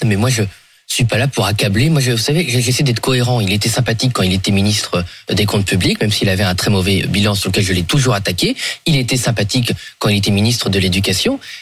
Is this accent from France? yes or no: yes; Somme, Hauts-de-France, France; je suis de la Somme, c'est une région agricole depuis euh, le Moyen Âge